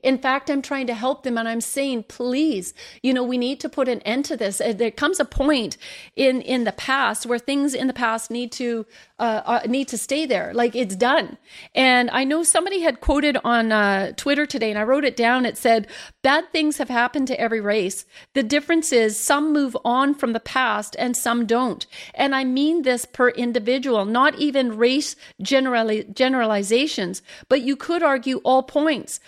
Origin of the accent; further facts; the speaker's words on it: Canada; me as a Canadian